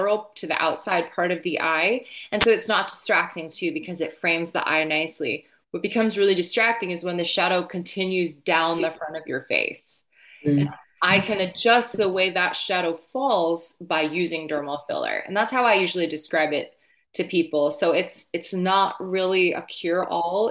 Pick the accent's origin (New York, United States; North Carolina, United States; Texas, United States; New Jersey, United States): New Jersey, United States; accent: Jersey; I'm not actually from Boston. I'm from New Jersey. I should have taught you a Jersey accent because I could do that all day.